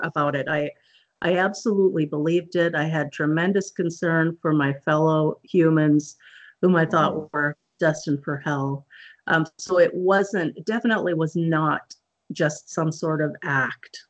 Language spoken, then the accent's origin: English; Okanagan Valley, British Columbia, Canada; I'm Canadian, and I grew up in the Okanagan Valley in British Columbia